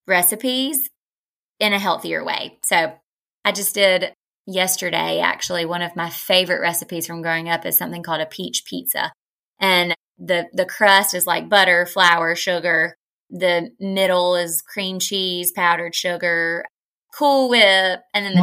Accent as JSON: {"language": "English", "region": "South Georgia", "country": "United States", "tie": "born or raised there", "also_born_or_lived": "Nashville, Tennessee / Charlotte", "lives_now": "Athens, United States", "said": "I grew up in South Georgia."}